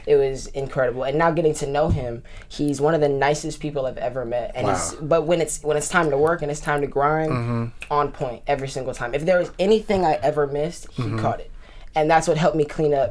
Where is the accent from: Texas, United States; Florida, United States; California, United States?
California, United States; Los Angeles; born or raised there; also born or lived in Detroit, United States